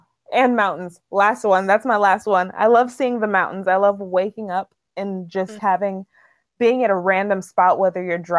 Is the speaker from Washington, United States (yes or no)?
yes; Seattle, Washington, United States; we're from Seattle and we're giving our perspectives as two Black women from Seattle.